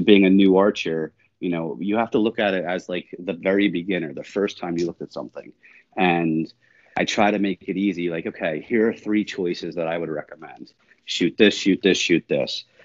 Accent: New Jersey, United States; I grew up in South Jersey uh, my whole life.

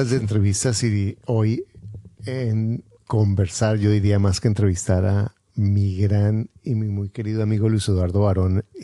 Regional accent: Canada; soy de Canadá y soy empresario

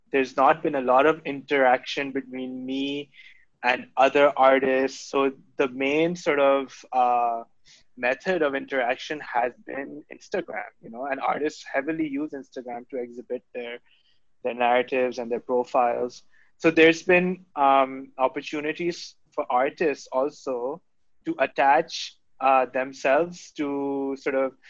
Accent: Karachi, Sindh, Pakistan; the house that I grew up in in Gulshan Iqbal

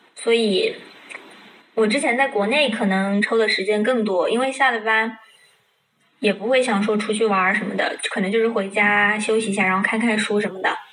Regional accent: China; 像比如说我们中国人，可能有些梗就我们自己懂，别人不懂

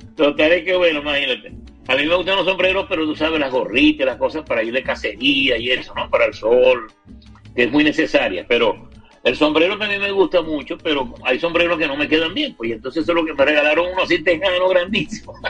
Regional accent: Zulia, Venezuela; a todo el mundo nos tildaban de maracucho

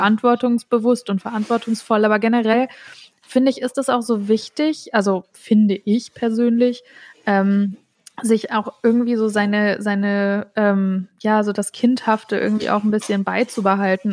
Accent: North Hesse, Germany; ich komme übrigens aus Nordhessen, bin da aufgewachsen

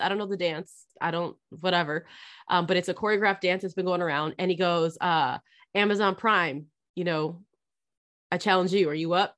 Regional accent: California, United States; moved away as an adult; I grew up in California.

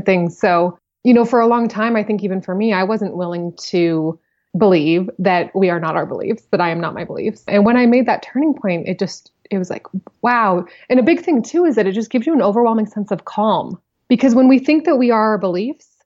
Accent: Billings, Montana, United States; I'm from Montana. I grew up in to me, it wasn't a small town because it's the biggest city in Montana

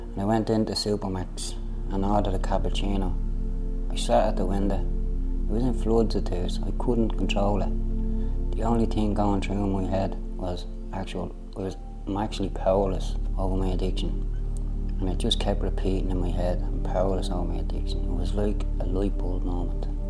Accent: Dublin, Leinster, Ireland; I came from Ballymun

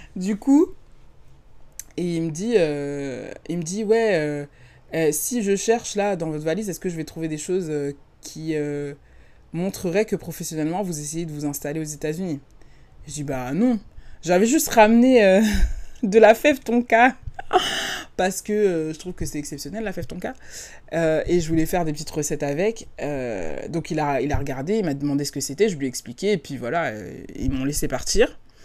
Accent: France; moved away as an adult; now in California, United States; en tant que Française

